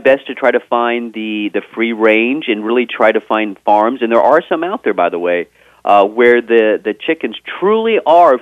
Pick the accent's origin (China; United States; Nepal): United States; Texas; I am from Texas